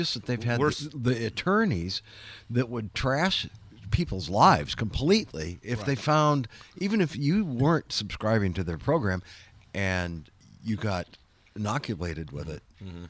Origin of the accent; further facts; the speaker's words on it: Chicago, Illinois, United States; moved away; growing up in Chicago